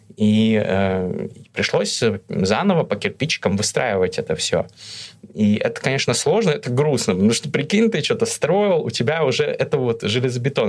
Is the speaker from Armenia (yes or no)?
no; Russia; moved away as an adult; also born or lived in Kazakhstan / Moscow, Russia; now in Istanbul, Turkey; Я родился в Казахстане, но когда было мне несколько месяцев, мы с семьей переехали в Россию